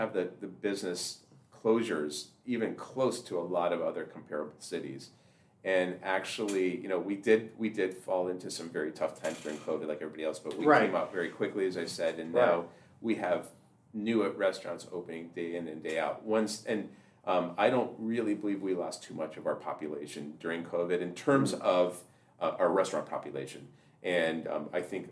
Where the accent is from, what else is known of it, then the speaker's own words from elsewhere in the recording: near Toronto, Ontario, Canada; now in Dallas, United States; I grew up near Toronto